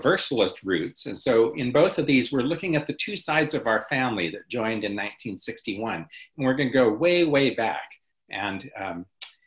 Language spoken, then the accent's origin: English; Montana, United States; moved away; growing up in Montana, on a few occasions, I would be able to go with my family and visit Yellowstone National Park